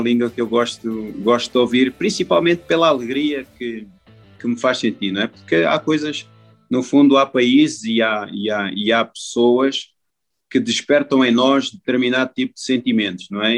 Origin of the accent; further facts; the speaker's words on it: Portugal; moved away; como português